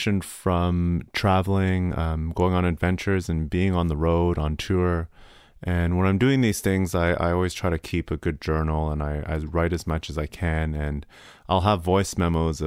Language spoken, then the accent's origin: English; Canada; also born or lived in Hong Kong; I am originally from Hong Kong, and I grew up right here in Canada.